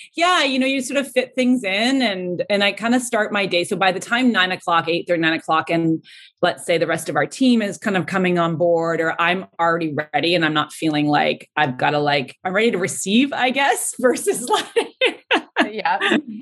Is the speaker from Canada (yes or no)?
yes; Ontario, Canada; moved away; I'm from Ontario